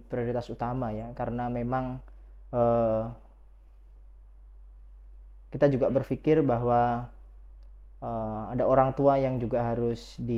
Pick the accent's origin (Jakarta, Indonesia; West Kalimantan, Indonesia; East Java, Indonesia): East Java, Indonesia; Lamongan; saya asli dari Jawa, uh, Lamongan